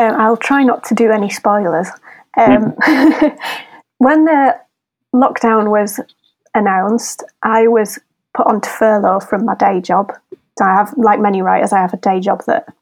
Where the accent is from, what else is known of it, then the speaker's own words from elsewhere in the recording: Wakefield, Yorkshire and the Humber, United Kingdom; moved away as an adult; now in Leeds, United Kingdom; I'm from Wakefield originally, but I'm an adoptive Leeds Leodensian